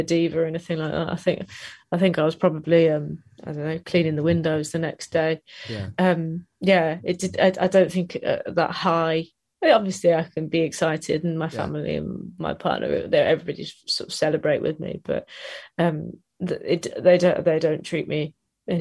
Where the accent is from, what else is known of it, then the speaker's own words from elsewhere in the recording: Nottingham, East Midlands, United Kingdom; we're all from Nottingham, my partner and I, and my friends were all from Nottingham